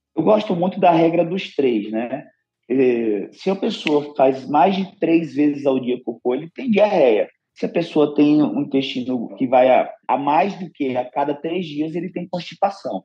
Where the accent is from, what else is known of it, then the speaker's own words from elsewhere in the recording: Northeast Region, Brazil; sou nordestino